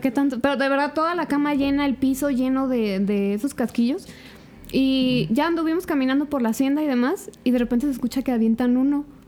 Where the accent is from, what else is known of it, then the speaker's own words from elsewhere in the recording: Zamora, Michoacán, Mexico; yo soy de aquí de Zamora